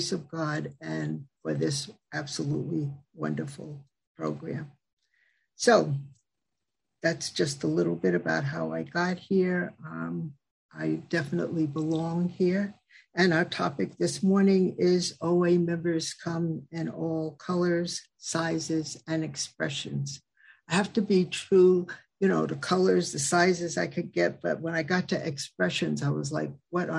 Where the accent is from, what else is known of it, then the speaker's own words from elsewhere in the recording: Westchester County, New York, United States; also born or lived in Mid-Hudson Valley, New York / Atlanta, Georgia; I'm from the Mid-Hudson Valley region. Grew up in Westchester County